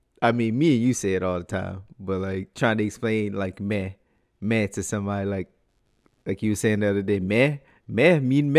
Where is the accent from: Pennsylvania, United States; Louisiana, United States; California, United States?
Louisiana, United States; Louisiana Creole, United States